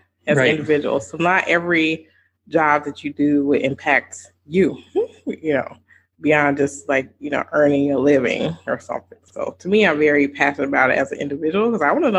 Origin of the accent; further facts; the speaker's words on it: the South, United States; I grew up in the South